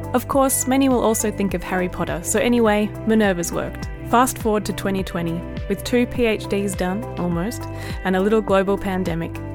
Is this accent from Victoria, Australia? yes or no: yes; Melbourne, Victoria, Australia; moved away as an adult; now in Ballarat, Australia; I've lived in Ballarat for the last 10 years or so and made a home here, but I was born and bred in Melbourne